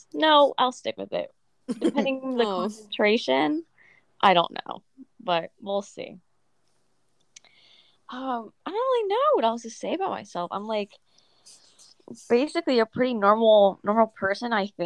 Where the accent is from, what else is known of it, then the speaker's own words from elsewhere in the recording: Virginia, United States; I'm from Virginia. East Coaster over here